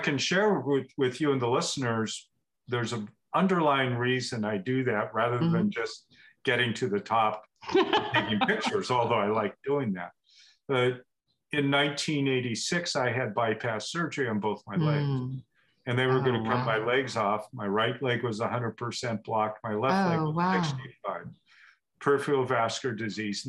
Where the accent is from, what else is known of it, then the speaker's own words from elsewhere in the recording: Portland, Oregon, United States; now in Bend, United States; I grew up in Portland